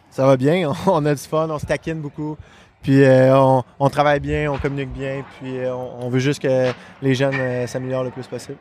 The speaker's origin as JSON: {"language": "French", "town": "Quebec City", "region": "Quebec", "country": "Canada", "tie": "born or raised there", "also_born_or_lived": "Montreal", "said": "je suis né à Montréal. Fait que euh, jusqu'à Moustique 2A, euh, je jouais à Montréal. Puis après ça, on, euh, a déménagé à Québec"}